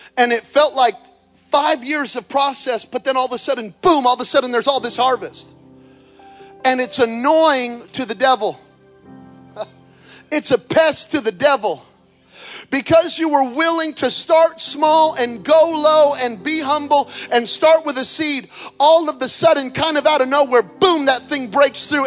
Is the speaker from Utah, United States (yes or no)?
no; Belen, New Mexico, United States; moved away; grow up in Belen, New Mexico. There are more people in this building right now than in my hometown